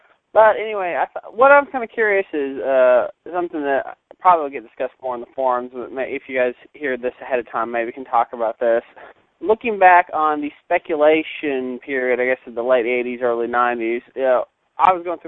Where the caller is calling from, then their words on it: Knoxville, Tennessee, United States; Now, of course, I'm calling from Knoxville, current home of the highest gas prices in the country.